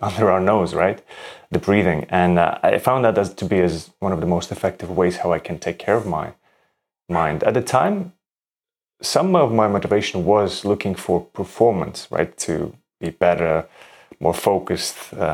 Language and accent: English; Latvia; moved away as an adult; also born or lived in Denmark; I'm originally from Latvia. I grew up in Latvia and then moved to Denmark to study architecture